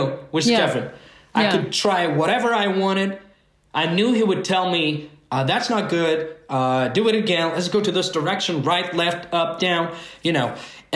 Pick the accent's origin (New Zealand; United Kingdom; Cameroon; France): France; I was born and raised in France, and my parents came with the first wave of immigration in the 60s